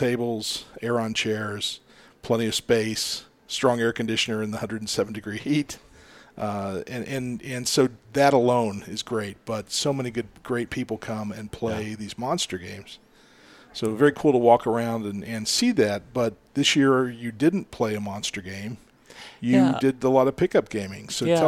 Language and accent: English; Ohio, United States; I grew up in Ohio.